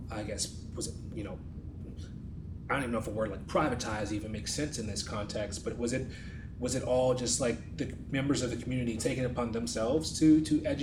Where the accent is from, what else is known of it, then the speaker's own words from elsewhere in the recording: New York, United States; moved away; I'm originally from New York, so my New York vernacular